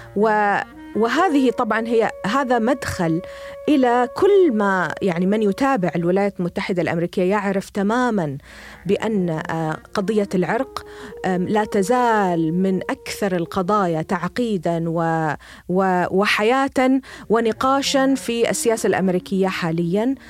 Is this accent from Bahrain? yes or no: yes; Bahrain; moved away as an adult; now in United States; أنا بحرينية. آم، قضيت ربما النصف الأول من حياتي في، في ب-، في جزيرة صغيرة لطيفة هي البحرين